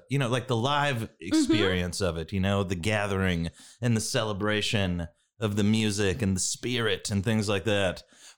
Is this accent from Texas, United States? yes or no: yes; Waco, Texas, United States; I'm from Waco, class of 06, Waco High.